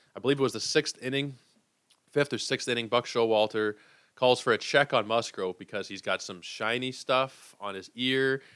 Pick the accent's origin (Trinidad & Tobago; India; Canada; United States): Canada; Toronto, Ontario; I am from Toronto